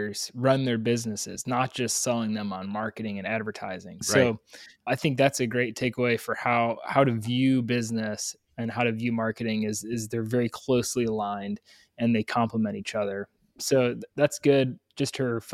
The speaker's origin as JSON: {"language": "English", "town": "Chicago", "region": "Illinois", "country": "United States", "tie": "born or raised there", "said": "growing up in Chicago"}